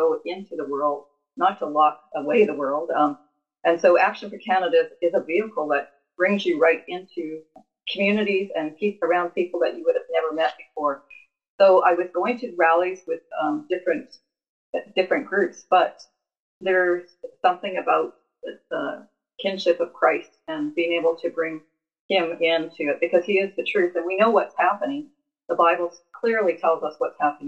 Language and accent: English; Canada; also born or lived in England; I was born in England and I immigrated to Canada at 6 years old